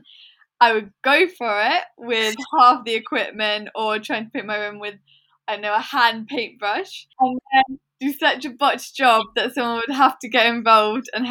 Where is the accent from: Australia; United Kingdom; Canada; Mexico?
United Kingdom; Watlington, South East England; also born or lived in London; We moved from London, Shepherd's Bush, when I was three. So Watlington is all I've ever really known. And it's kind of like the village that raised me